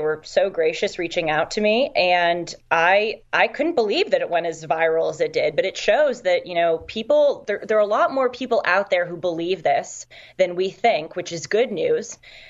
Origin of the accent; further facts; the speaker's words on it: Los Angeles, California, United States; I hail from Los Angeles